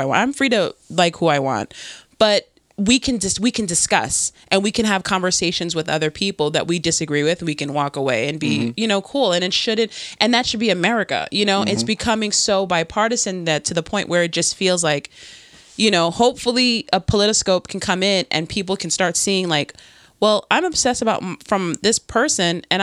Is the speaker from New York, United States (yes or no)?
yes; New York, United States; born or raised there; moved away as an adult; now in New Jersey, United States